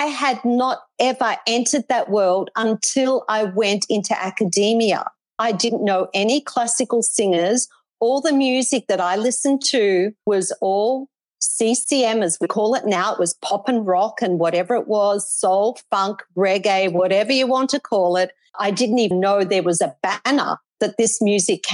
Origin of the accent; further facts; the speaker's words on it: Melbourne, Victoria, Australia; moved away as an adult; now in Gold Coast, Australia; Then I moved to the Gold Coast from Melbourne